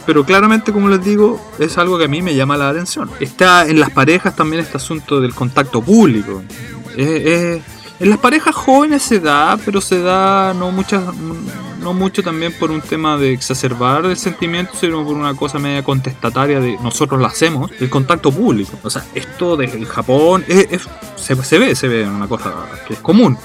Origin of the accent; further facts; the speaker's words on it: Chile; now in Japan; como decimos en Chile